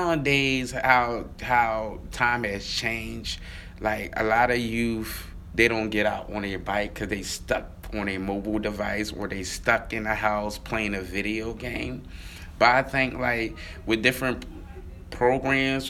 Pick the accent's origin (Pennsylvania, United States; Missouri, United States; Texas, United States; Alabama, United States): Pennsylvania, United States; Philadelphia; growing up in Mantua, we used to have bikes